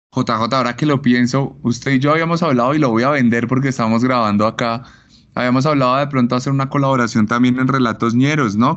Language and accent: Spanish; Bogotá, Colombia; yo como bogotano, eh, aunque yo no crecí en Suba